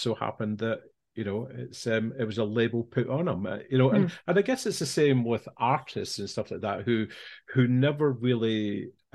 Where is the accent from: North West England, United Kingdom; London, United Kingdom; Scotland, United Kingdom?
Scotland, United Kingdom; small village I grew up in Scotland